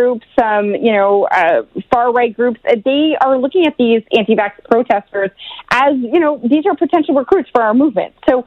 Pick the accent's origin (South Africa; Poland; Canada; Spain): Canada; Oshawa, Ontario; I come from Oshawa. I come from that kind of blue collar town.